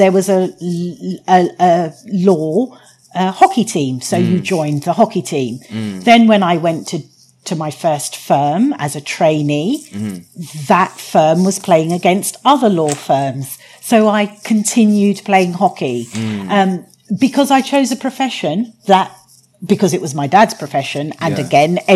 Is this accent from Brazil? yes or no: no; London, United Kingdom; accent: posh English; also born or lived in Guyana; I went to a state primary and state secondary school, Catholic, in Southwest London in Clapham